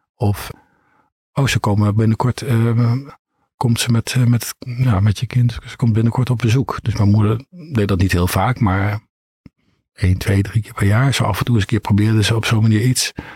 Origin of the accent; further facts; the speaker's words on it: eastern Netherlands, Netherlands; moved away; in mijn geboortestad weer aan het oosten van het land.